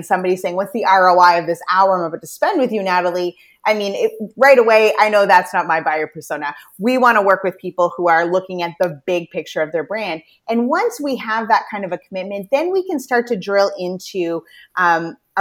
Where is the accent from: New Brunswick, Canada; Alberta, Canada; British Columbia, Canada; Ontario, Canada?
New Brunswick, Canada; also born or lived in Toronto; I'm from Atlantic Canada, the province of New Brunswick